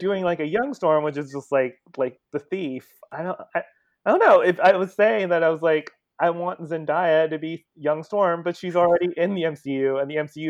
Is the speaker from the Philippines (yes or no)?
yes; Philippines; as a Filipino who likes to see more Filipinos in Hollywood.